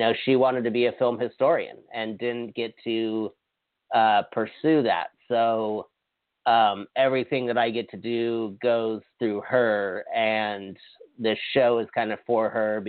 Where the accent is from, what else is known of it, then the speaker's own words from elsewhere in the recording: Hawaii, United States; moved away; I'm from Hawaii